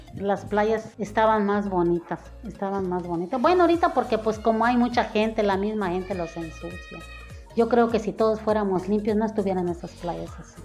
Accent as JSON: {"language": "Spanish", "town": "Acapulco", "region": "Guerrero", "country": "Mexico", "moved": "as an adult", "lives_now": "Cancún, Mexico", "said": "soy de Acapulco, de, de Acapulco Guerrero"}